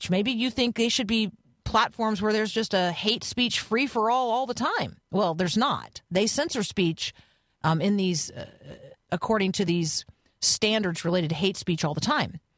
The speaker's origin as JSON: {"language": "English", "country": "Canada", "said": "I'm Canadian. So we do freedom of expression, not actually free speech."}